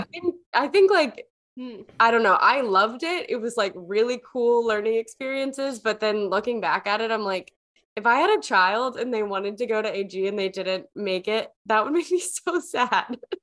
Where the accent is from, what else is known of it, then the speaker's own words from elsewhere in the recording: the South, United States; I I grew up in the South